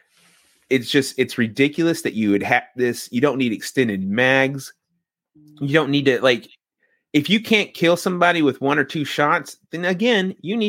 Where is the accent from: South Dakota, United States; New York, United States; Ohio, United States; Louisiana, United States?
Louisiana, United States; Yeah, I learned that the first day I was here, because I came from Louisiana and we put our fucking blinkers on.